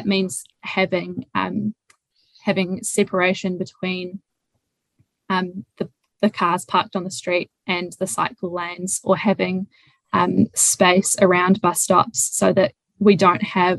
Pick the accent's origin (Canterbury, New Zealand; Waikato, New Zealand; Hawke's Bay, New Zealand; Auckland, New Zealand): Waikato, New Zealand; Raglan; also born or lived in Hamilton; I grew up in Whangaroa Raglan, or just outside of Raglan